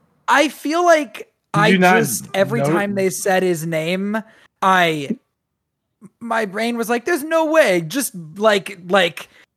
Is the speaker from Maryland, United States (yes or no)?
yes; Maryland, United States; I'm from Maryland